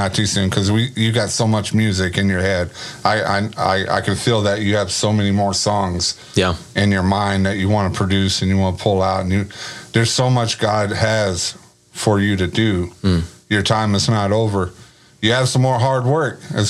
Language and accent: English; Grand Prairie, Texas, United States; when I lived in Grand Prairie, because I'm from Grand Prairie. Okay. Originally born and raised, GP baby.